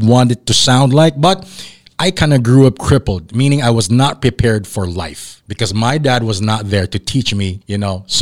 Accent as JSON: {"language": "English", "town": "Davao City", "region": "Davao Region", "country": "Philippines", "tie": "born or raised there", "also_born_or_lived": "Manila", "moved": "yes", "said": "I grew up down south in Davao, and then when I moved to Manila"}